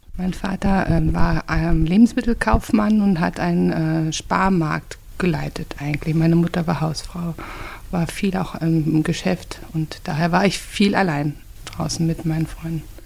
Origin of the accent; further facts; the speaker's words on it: Lemgo, North Rhine-Westphalia, Germany; Meine Jugend hat auf der Straße stattgefunden. Wir haben gespielt in der Straße, in der Stadt. Lemgo ist eine sehr kleine Stadt